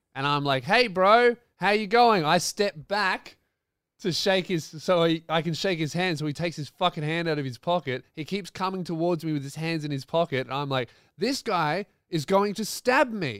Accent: Melbourne, Victoria, Australia; my tour is in Melbourne, my hometown

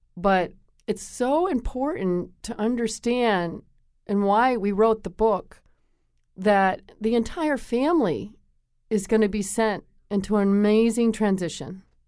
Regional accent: Connecticut, United States; I grew up in Connecticut

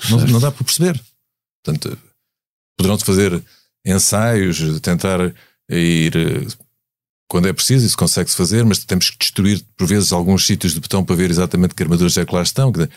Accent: Algarve, Portugal; eu sou algarvio, portanto conheço mais ou menos a, a, a, o que se lá faz

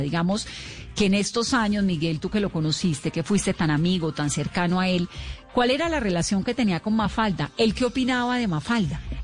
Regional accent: Colombia; aquí en Colombia

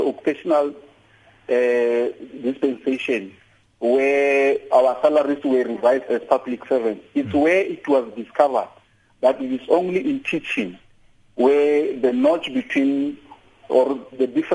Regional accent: South Africa; as South African teachers

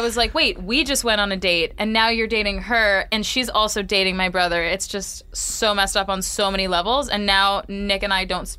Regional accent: Canada; We're Canadian.

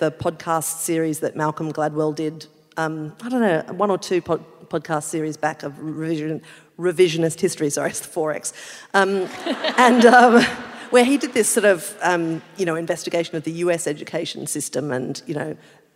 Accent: Adelaide / rural South Australia, Australia; now in Sydney, Australia; I'm from Adelaide, right? Like I'm from a rural pocket in South Australia

